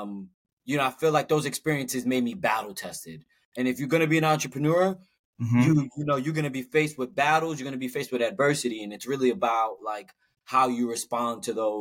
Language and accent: English; New York City, New York, United States; so I'm a New Yorker. Brooklyn born and raised